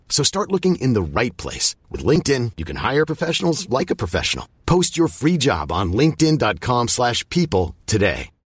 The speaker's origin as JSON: {"language": "English", "country": "United States", "said": "as an American"}